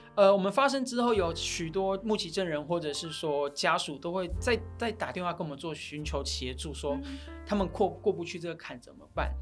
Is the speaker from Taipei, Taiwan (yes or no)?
no; Taitung County, Taiwan; moved away; 我是台东人